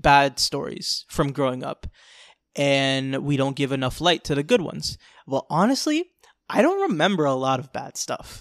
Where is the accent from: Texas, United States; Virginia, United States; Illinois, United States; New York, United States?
New York, United States; New York City; now in Florida, United States; I was born in New York City, the Bronx